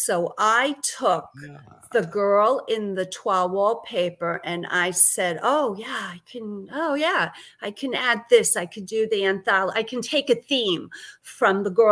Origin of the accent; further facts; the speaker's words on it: New York City, New York, United States; accent: Brooklyn; also born or lived in Massachusetts / Connecticut; now in Florida, United States; I grew up in Brooklyn, New York